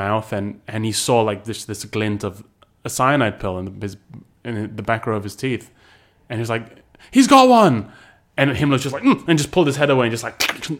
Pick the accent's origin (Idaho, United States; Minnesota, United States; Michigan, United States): Idaho, United States; Boise; Back in my hometown of Boise, Idaho, we didn't, all this sort of thing.